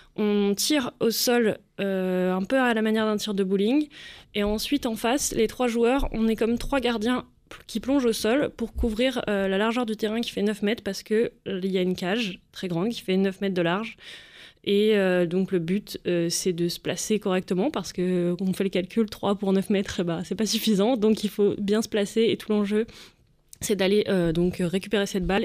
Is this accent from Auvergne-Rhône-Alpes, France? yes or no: yes; Lyon, Auvergne-Rhône-Alpes, France; je fais partie du club du CSAVH Lyon, donc je suis lyonnaise.